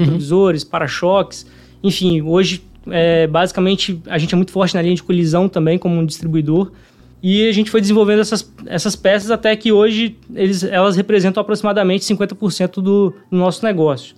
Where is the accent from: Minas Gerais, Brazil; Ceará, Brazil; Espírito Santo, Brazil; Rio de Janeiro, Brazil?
Espírito Santo, Brazil; Vitória; então sou capixaba, né? Nasci aqui em Vitória.